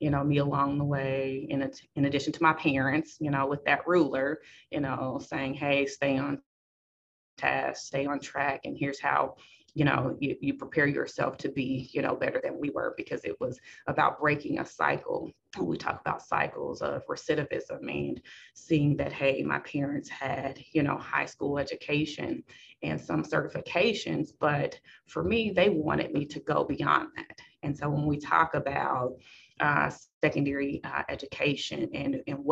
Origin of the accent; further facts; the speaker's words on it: Kansas City, Missouri, United States; I grew up in Kansas City, born and raised